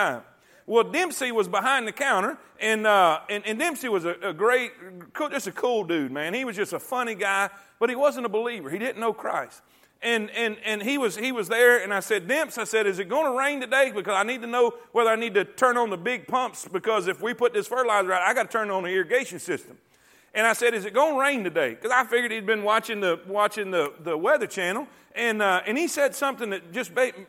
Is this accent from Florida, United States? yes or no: yes; Fort Pierce, Florida, United States; now in Coleman, United States; grew up in Fort Pierce, and it was right on the beach